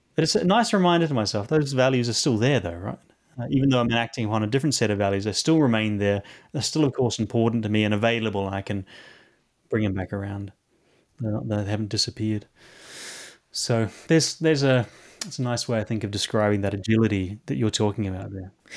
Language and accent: English; New Zealand; now in London, United Kingdom; Coming from New Zealand and living here in London, um, I, I am from the Antipodes, uh, Antipodean